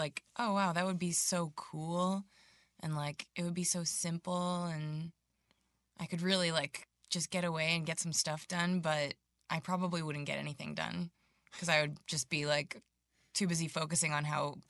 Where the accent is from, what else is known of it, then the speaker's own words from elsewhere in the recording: Dunstable, Massachusetts, United States; moved away as an adult; my hometown of Dunstable, Massachusetts, which is like population 2000, like farming community